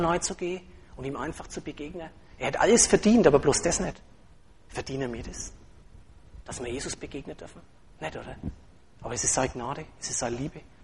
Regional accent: Franconia, Germany; als Franke Moslem

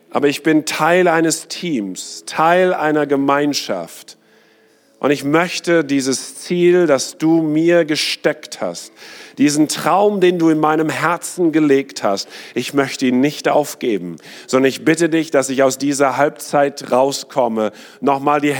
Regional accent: South India, India; meine Tochter ist gerade in Indien in der Internatsschule wo ich aufgewachsen bin, denn meine Eltern in dem nächsten Bild seht ihr, waren Missionare in China, äh, in Indien. Für 23 Jahre

